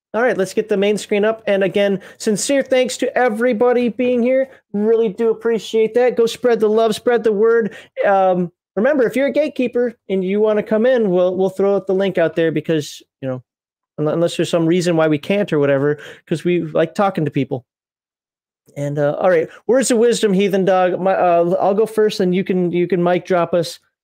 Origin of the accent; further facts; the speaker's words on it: Minnesota, United States; now in Alabama, United States; I'm from Minnesota